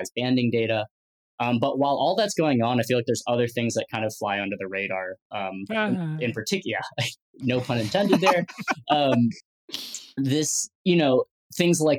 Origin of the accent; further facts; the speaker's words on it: Midwest, United States; growing up in the Midwest